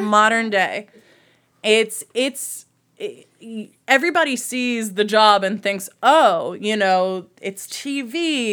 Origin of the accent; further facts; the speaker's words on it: New Jersey, United States; moved away as an adult; also born or lived in Baltimore, Maryland / Washington, D.C. / Cleveland, Ohio / Huntsville, Alabama; now in Lakewood, United States; I was raised in New Jersey, small town, near New York